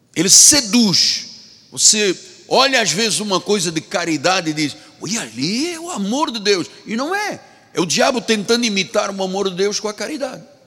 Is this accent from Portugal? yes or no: no; Luanda, Luanda Province, Angola; moved away; Eu sou africano, de Angola, de Luanda